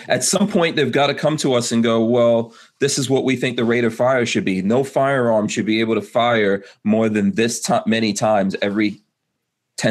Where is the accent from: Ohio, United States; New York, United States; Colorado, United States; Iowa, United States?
New York, United States; New York City; I grew up in New York City under Giuliani